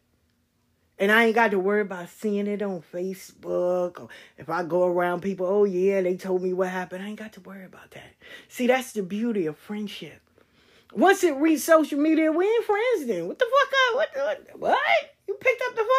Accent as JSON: {"language": "English", "town": "New York City", "region": "New York", "country": "United States", "tie": "born or raised there", "said": "where I grew up at in South Jamaica"}